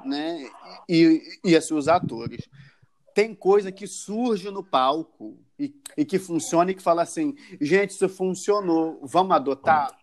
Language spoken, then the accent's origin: Portuguese; Rio de Janeiro, Brazil; nós que somos os cariocas